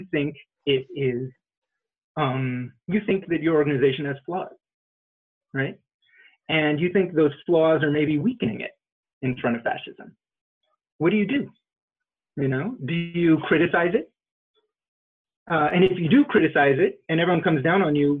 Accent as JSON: {"language": "English", "town": "Los Angeles", "region": "California", "country": "United States", "tie": "born or raised there", "said": "I grew up in Los Angeles and I was born in 1979."}